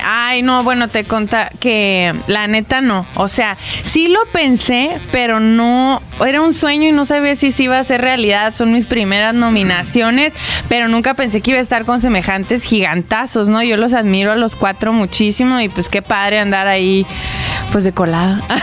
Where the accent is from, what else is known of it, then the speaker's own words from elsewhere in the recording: Hidalgo del Parral, Chihuahua, Mexico; Yo soy originaria de Parral, Chihuahua